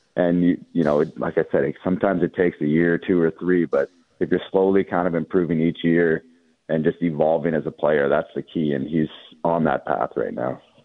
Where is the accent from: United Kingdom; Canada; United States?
Canada; as a Canadian golf fan